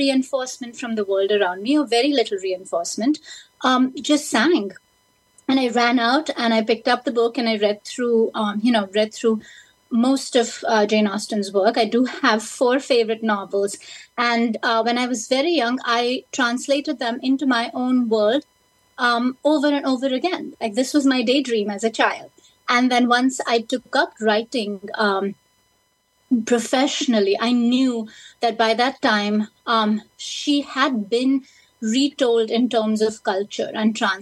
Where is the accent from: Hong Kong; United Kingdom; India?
India; now in United States; when I was growing up in India, studying in English